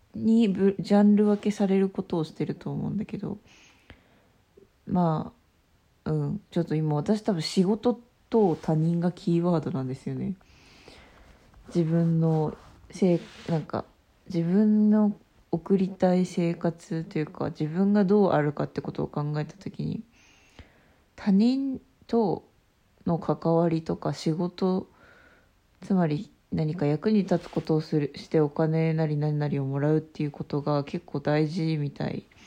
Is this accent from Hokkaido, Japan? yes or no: yes; Obihiro, Hokkaido, Japan; 帯広で生まれたけど、あんまり帯広に愛着がなくて、で、あの、旅したりして帰ってきて、で、今やっと帯広を見直した